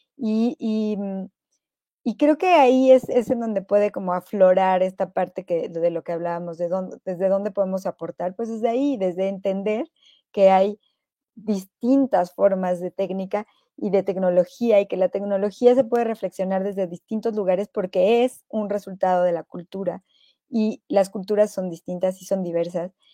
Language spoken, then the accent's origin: Spanish; Mexico; aquí en México